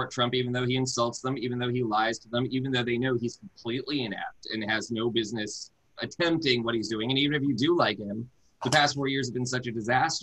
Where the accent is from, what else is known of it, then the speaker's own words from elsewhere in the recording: California, United States; as a Californian